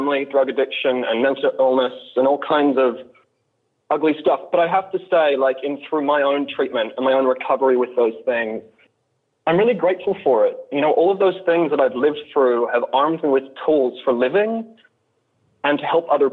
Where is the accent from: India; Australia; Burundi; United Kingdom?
Australia; also born or lived in Deep South, United States; now in United States; I'm from the United States. I'm from Australia originally.